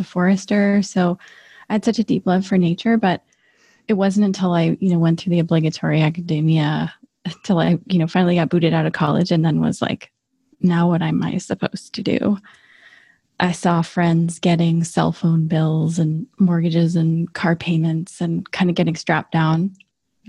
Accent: northern Michigan, United States; moved away; also born or lived in St. Ignace, Michigan; I was seven years old. I was living in this teeny tiny little town in northern Michigan, living on a lake

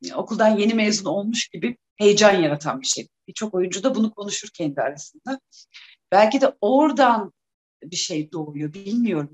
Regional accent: Trabzon, Turkey; Trabzonluyum, Trabzon Devlet Tiyatrosu'na gidip oyunlar izlerdik. Babamla sık sık beni çocuk oyunlarına götürdü

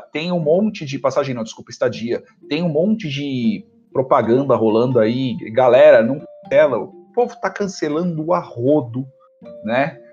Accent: Brazil; todos nós somos brasileiros

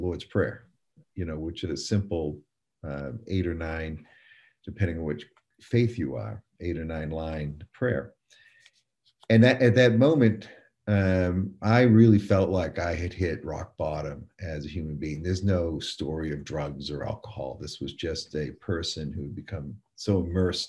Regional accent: Portland, Maine, United States; now in North Carolina, United States; I grew up in Portland, Maine, New Englander, that now lives in North Carolina

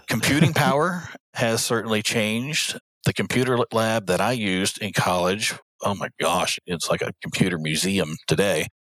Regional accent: Louisville, Kentucky, United States; the city of Louisville which is my hometown

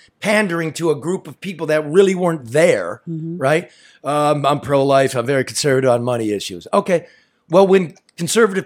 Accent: Joy Road and Wayne Road, Michigan, United States; I'm from Joy Road and Wayne Road. That's, I never moved.

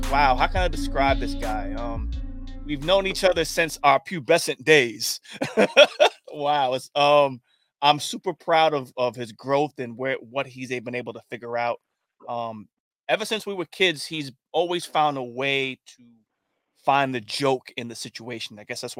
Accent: Commack, New York, United States; also born or lived in Queens, New York; I grew up in Long Island at the age of 9. At the age of 9, I moved to Long Island from Queens.

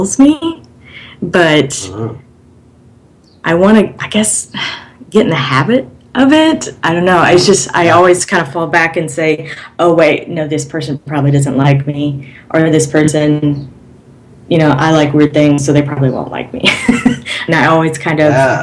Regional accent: Alabama, United States; moved away as an adult; I'm originally from Alabama, and I don't really fit in with that culture

